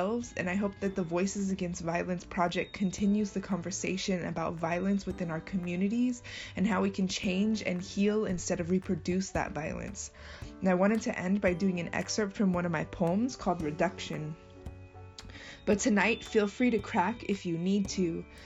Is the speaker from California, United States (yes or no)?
yes; Colton, California, United States; born and raised in Colton, California